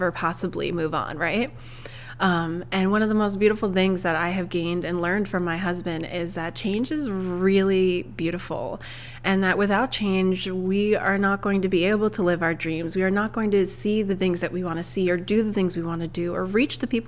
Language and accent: English; Long Island, New York, United States; moved away as an adult; also born or lived in Ohio / New Hampshire; now in Nevada, United States; my husband and I, originally, we are from Long Island, New York, and we have kind of moved all over the place pretty much since 2013.